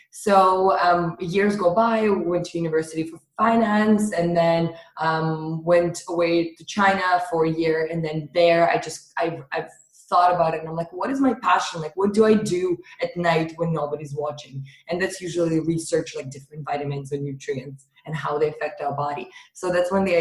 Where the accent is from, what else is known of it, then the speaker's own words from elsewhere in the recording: Russia; moved away; I grew up in Russia.